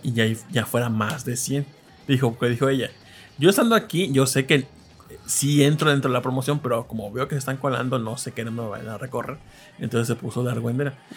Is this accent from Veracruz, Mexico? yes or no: yes; northern Veracruz, Mexico; soy un veracruzano de zona norte